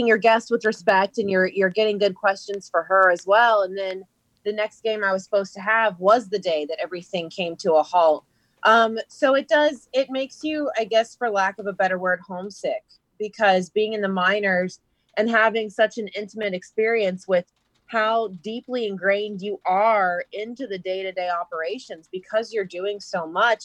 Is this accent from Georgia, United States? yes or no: yes; Atlanta, Georgia, United States; I grew up in Atlanta, and baseball is a way of life there.